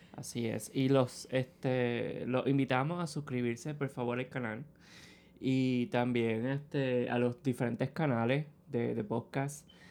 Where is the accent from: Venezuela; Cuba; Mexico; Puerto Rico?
Puerto Rico; Ponce; moved away as an adult; now in San Juan, Puerto Rico; soy de Ponce. Vine acá a estudiar a San Juan